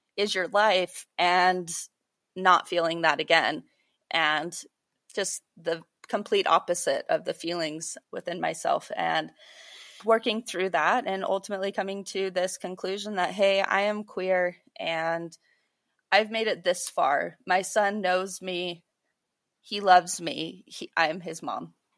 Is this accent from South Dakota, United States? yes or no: no; Utah, United States; also born or lived in Idaho; I grew up a lot in Utah and Idaho